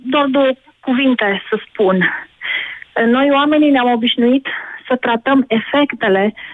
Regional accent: Timișoara, Timiș County, Romania; În Timișoara.

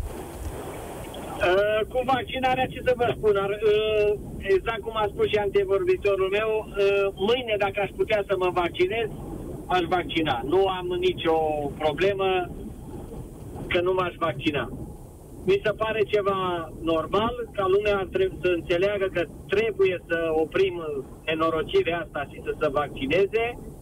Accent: Brașov, Brașov County, Romania; moved away as an adult; now in Madrid, Spain; eu sunt brașovean

